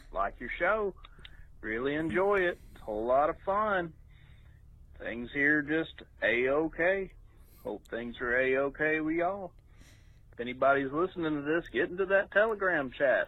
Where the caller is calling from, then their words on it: North Alabama, United States; I'm calling from Hey. North Alabama